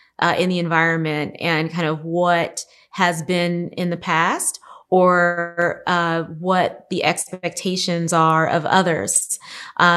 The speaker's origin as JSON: {"language": "English", "town": "Los Angeles", "region": "California", "country": "United States", "tie": "born or raised there", "said": "I grew up in South Central Los Angeles, which has now been rebranded South"}